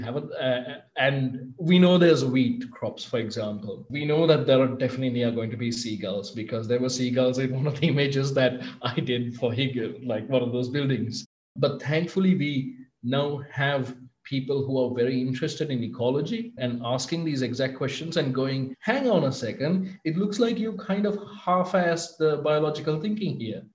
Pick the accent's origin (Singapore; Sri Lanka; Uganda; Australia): Sri Lanka; I'm from Sri Lanka.